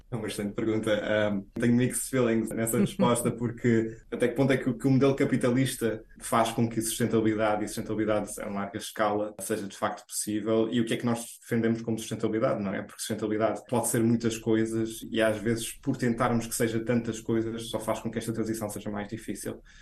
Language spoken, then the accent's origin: Portuguese; Azores, Portugal; moved away as an adult; also born or lived in Brussels; now in Boston, United States; sendo açoriano